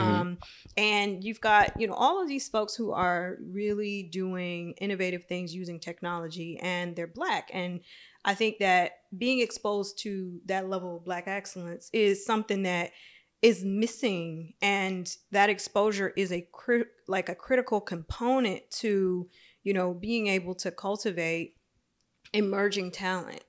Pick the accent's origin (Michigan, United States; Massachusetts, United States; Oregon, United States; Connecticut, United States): Michigan, United States; my hometown